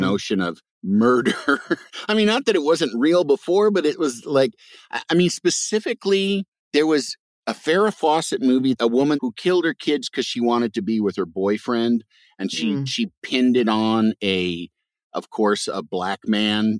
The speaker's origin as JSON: {"language": "English", "region": "Midwest", "country": "United States", "said": "I'm from the Midwest"}